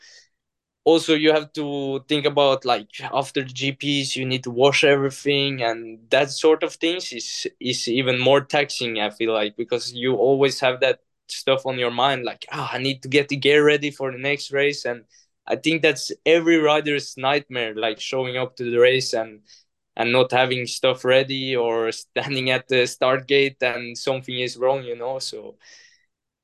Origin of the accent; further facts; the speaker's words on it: Norway; moved away; coming from Norway, even though it's Europe